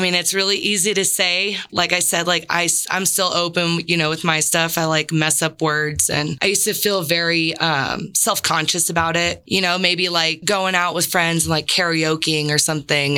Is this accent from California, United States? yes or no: yes; San Diego, California, United States; moved away; I'm originally from San Diego